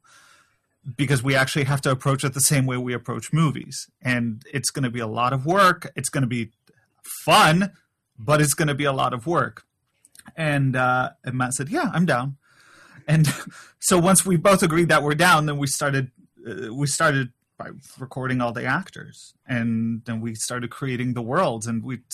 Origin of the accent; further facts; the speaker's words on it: Poland; I'm from Poland